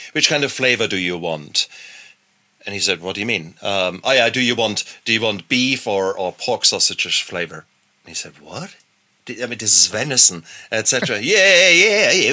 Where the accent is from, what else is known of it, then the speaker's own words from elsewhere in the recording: Germany; moved away; I come from Germany